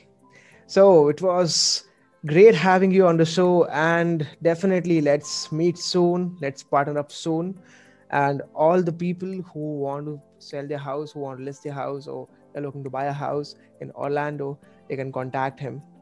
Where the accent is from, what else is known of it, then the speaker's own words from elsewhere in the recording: Mumbai, Maharashtra, India; I'm from India, from Mumbai the financial capital